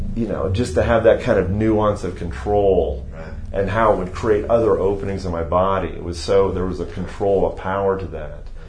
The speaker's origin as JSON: {"language": "English", "town": "Youngstown", "region": "Ohio", "country": "United States", "tie": "born or raised there", "also_born_or_lived": "Chicago, Illinois / Cincinnati, Ohio", "moved": "as an adult", "lives_now": "Texas, United States", "said": "I moved uh, when I was six to Ohio, and I mm. did my schooling, my undergraduate uh, schooling, my high school um, through mm, through I was 18, and then mm. moved from Youngstown, Ohio to Cincinnati"}